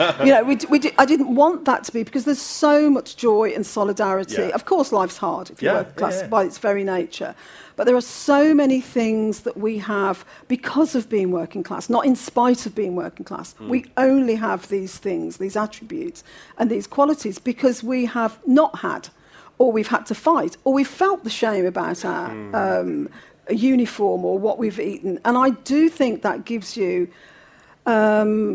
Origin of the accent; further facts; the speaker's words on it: Birmingham, West Midlands, United Kingdom; accent: Brummie; my accent, I've got a Brummie accent